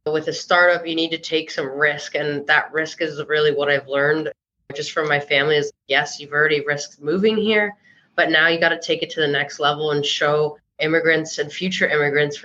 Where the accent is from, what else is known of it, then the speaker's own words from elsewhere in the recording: Chicago, Illinois, United States; also born or lived in Florida / San Francisco / Los Angeles; now in New York City, United States; I grew up in Chicago, lived in Florida most of my life.